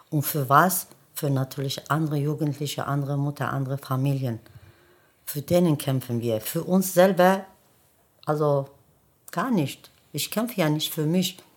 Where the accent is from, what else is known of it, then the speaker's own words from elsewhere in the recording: Germany; wir wachsen hier, wir arbeiten hier und wir sterben hier. Das bedeutet, hier gehört zu uns auch. Ne? Wir sind ja auch Deutsche. Ja, mein äh, Hintergrund ist Kurde, aber ich bin Deutsche.